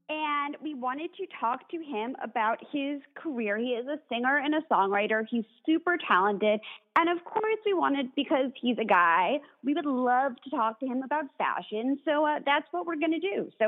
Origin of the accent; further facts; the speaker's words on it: New York City, New York, United States; moved away; I'm originally from New York, and so is Allie. I'm originally from the city.